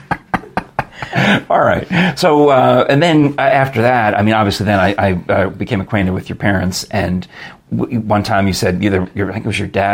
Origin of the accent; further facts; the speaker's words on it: Yonkers, New York, United States; moved away; I grew up in Yonkers